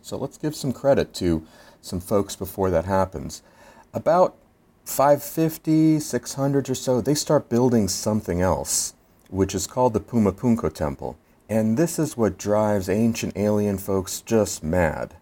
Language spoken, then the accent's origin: English; Philadelphia, Pennsylvania, United States; I'm from Philadelphia, and we have our Liberty Bell